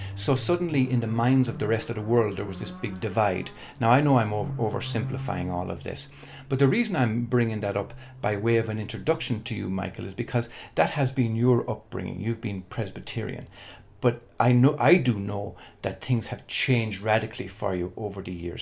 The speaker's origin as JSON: {"language": "English", "country": "Ireland", "tie": "born or raised there", "said": "I was born and reared in Holy Catholic Ireland"}